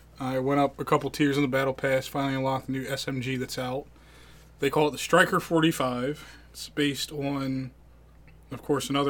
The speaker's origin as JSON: {"language": "English", "region": "Colorado", "country": "United States", "tie": "born or raised there"}